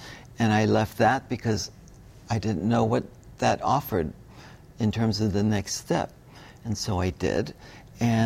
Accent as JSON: {"language": "English", "region": "Hawaii", "country": "United States", "tie": "born or raised there", "also_born_or_lived": "Bali", "said": "growing up in Hawaii"}